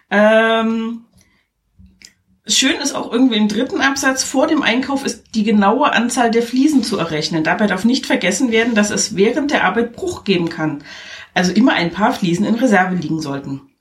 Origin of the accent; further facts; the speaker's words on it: Germany; Fun Fact, ich komme ja nur aus der DDR und da wurde ja viel schwarz gearbeitet.